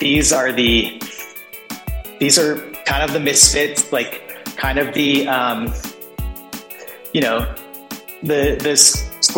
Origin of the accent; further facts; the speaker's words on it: Southern California, United States; also born or lived in Laguna Beach; I grew up in Southern California